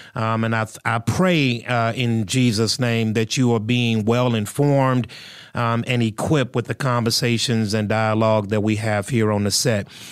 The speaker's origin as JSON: {"language": "English", "country": "United States", "said": "I'm an American. I live in the United States of America."}